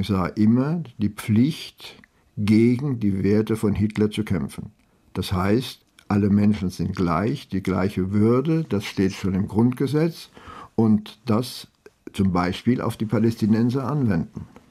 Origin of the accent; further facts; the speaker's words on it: France; also born or lived in Frankfurt am Main, Germany / Marseille, France; ich bin ein echter Franzose. Ich bin kein Deutscher mit französischem Pass.